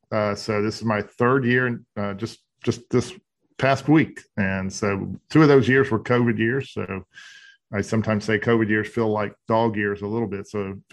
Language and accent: English; Charlotte, North Carolina, United States; I'm a North Carolinian. I was born in Charlotte. I live mostly in the mountain area of North Carolina. My dad was a Methodist minister, so we moved around a lot.